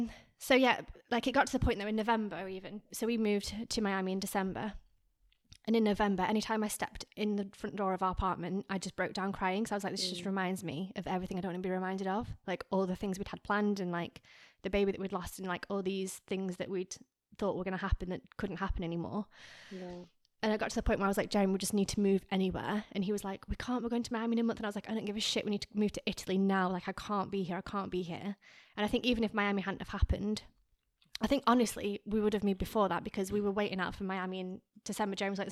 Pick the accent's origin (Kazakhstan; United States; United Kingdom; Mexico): United Kingdom; England; now in France; I was like, no, I'm from England. He's from France. We met in Australia.